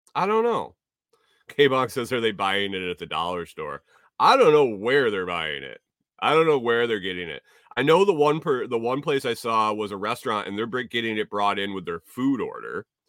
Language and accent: English; Minnesota, United States; now in Tennessee, United States; I'm from Minnesota